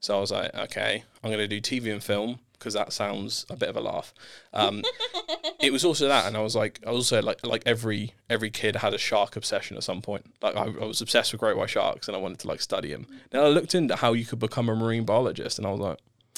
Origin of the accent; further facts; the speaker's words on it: Southampton, South East England, United Kingdom; I grew up in Southampton, born and raised.